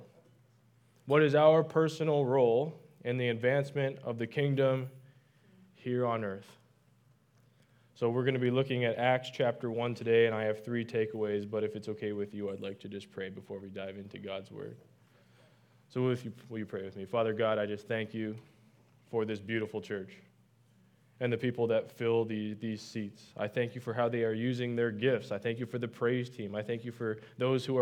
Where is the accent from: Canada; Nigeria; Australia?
Canada; moved away; I'm from Canada